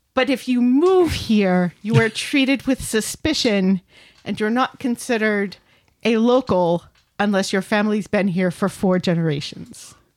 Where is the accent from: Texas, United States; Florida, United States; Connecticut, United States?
Connecticut, United States; moved away; I'm just from Connecticut